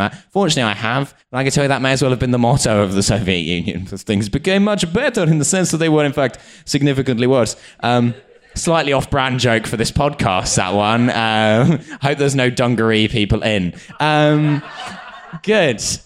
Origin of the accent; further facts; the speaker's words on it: United Kingdom; being British